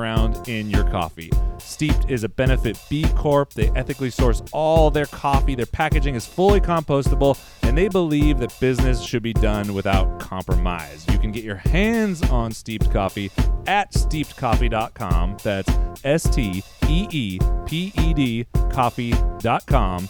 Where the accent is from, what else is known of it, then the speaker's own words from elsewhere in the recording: Modesto, California, United States; my hometown of Modesto, California